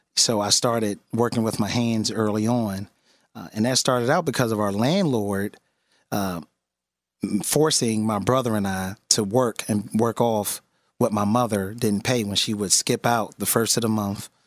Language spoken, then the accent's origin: English; Philadelphia, Pennsylvania, United States; born and raised in West Philadelphia